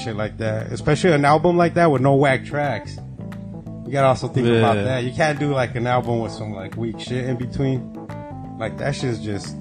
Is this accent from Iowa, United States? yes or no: no; Temecula, California, United States; I grew up like in Temecula